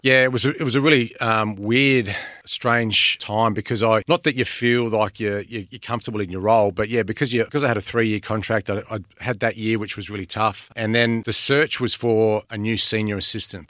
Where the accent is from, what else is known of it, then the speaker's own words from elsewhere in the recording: Adelaide, South Australia, Australia; moved away; Adelaide, which is my hometown